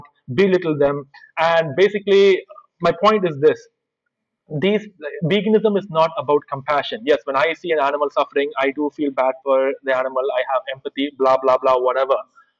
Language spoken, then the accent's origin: English; India; I'm an Indian